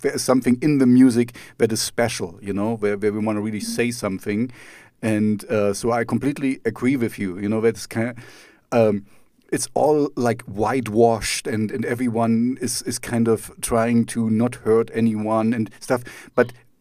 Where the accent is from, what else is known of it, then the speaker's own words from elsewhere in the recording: East Germany, Germany; first language German; English is a second language; I'm East German